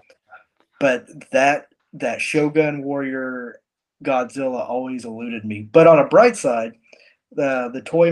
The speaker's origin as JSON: {"language": "English", "town": "Picher", "region": "Oklahoma", "country": "United States", "tie": "born or raised there", "moved": "as an adult", "lives_now": "Stillwater, United States", "said": "I grew up in, by Miami in a town called Pitcher. It's no longer."}